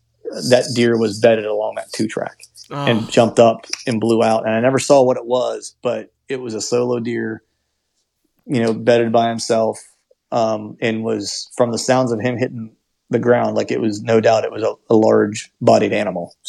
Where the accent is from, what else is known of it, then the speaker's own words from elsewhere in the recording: Pennsylvania, United States; I'm from Pennsylvania